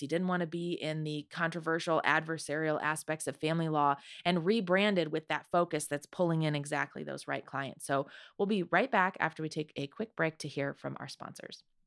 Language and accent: English; near Toledo, Ohio, United States; I grew up near Toledo, Ohio